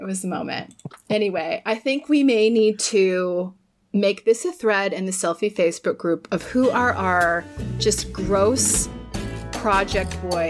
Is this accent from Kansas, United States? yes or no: no; Florida, United States; I grew up in Florida